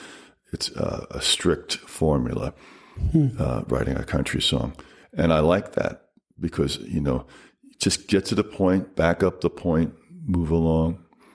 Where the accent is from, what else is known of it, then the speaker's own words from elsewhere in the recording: Malverne, New York, United States; also born or lived in Queens, New York; Malvern, Long Island, New York. I was born in Queens, but we moved to Malvern, and I spent my first 18 years there.